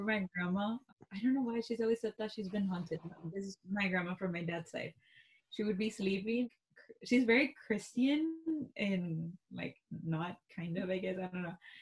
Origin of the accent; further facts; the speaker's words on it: Texas, United States; we're from Texas.